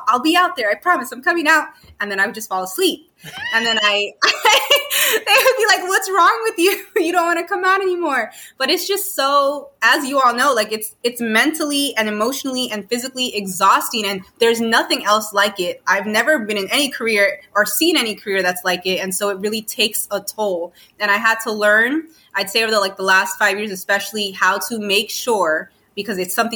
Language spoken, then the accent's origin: English; New York City, New York, United States; also born or lived in Miami, Florida; now in South Carolina, United States; I was born and raised in New York. So Queens, Jackson Heights is like my birthplace